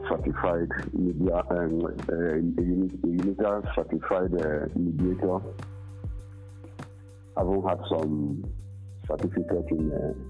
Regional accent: Ekureku, Cross River, Nigeria; I'm from Ekureku. And well, everybody knows that I'm from Ekureku 2. But actually, I'm from Ekureku 1. I'm from Akarefo.

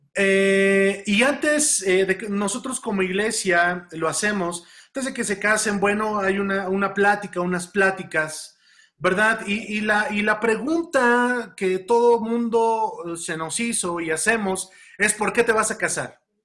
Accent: Mexico; tenemos impregnada esa cultura como mexicanos

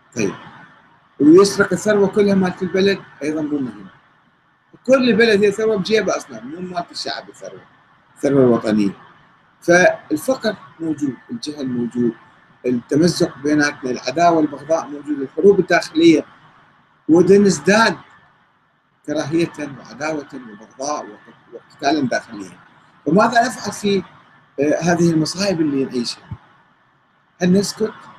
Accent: Karbala, Karbala Governorate, Iraq; انا ابن كربلاء

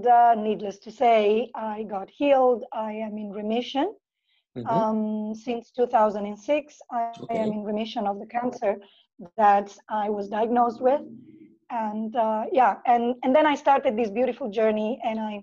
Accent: Italy; moved away as an adult; now in Phuket, Thailand; I am originally from Italy

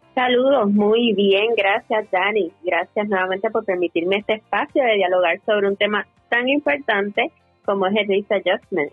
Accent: Yabucoa, Puerto Rico; mi pueblo natal de Yabucoa

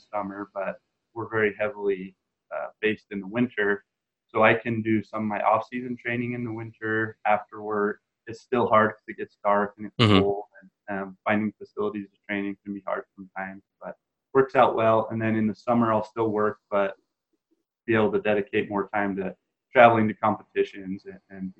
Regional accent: southeast Idaho, United States; growing up in Idaho, we get snow in the winter

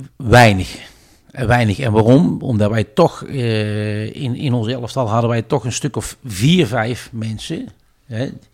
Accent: Tilburg, North Brabant, Netherlands; een karakterjong uit, uit Tilburg. Ja. geboren in Broekhoven

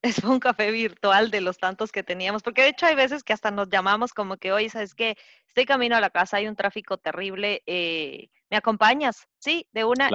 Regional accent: Quito, Pichincha, Ecuador; moved away as an adult; also born or lived in Florida; now in Pennsylvania, United States; hace unos dos años vine a vivir a Estados Unidos, soy quiteña

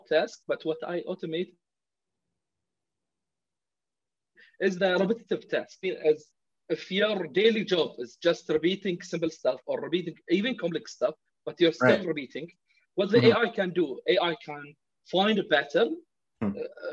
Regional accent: Kuwait; now in Bahrain; I'm from Bahrain, obviously. I don't know if you know that, but I have been raised in Kuwait.

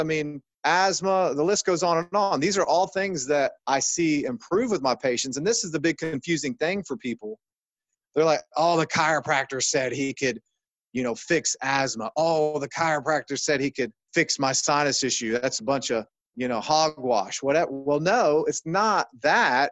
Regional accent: Ohio, United States; I come from Ohio, which is a, you know, medically mindset state

